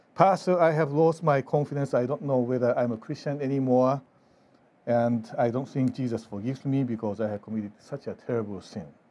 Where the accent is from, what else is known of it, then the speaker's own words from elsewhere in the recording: Japan; now in Fort Wayne, United States; I grew up in Japan